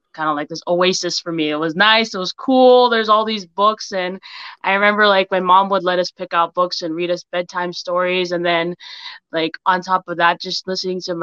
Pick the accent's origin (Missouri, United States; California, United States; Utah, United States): Utah, United States; St. George; moved away as an adult; also born or lived in Laie, Hawaii; I was born in La'ie, Hawaii, first village. Proud of that. Raised in St. George, Utah, and moved back to Hawaii for college